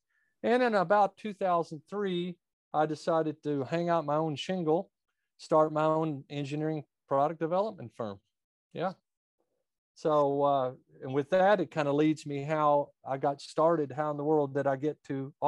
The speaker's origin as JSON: {"language": "English", "country": "United States", "tie": "born or raised there", "said": "So I was born and raised quite a bit north of here, right at the edge of Kentucky"}